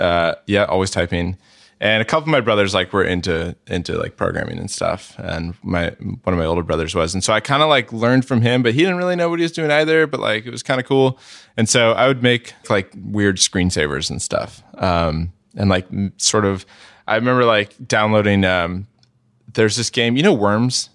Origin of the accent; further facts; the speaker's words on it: San Jose, California, United States; also born or lived in San Francisco; I grew up, uh, in the South Bay mostly, so not, not in the city. Um, uh, mostly in San Jose